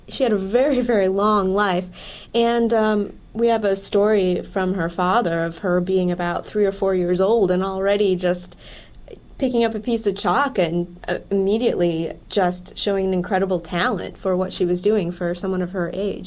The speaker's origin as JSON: {"language": "English", "region": "Wisconsin", "country": "United States", "moved": "yes", "said": "I'm originally from Wisconsin"}